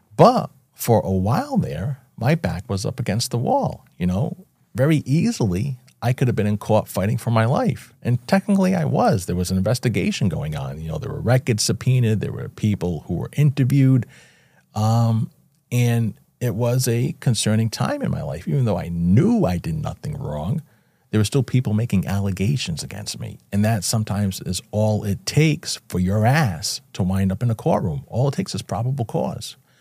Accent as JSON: {"language": "English", "town": "Fall River", "region": "Massachusetts", "country": "United States", "tie": "born or raised there", "said": "Born and raised in Fall River, Massachusetts, a small city about an hour south of Boston"}